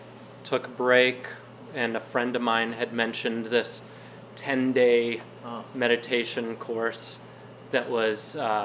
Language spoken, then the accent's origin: English; Detroit, Michigan, United States; I'm from the Detroit area.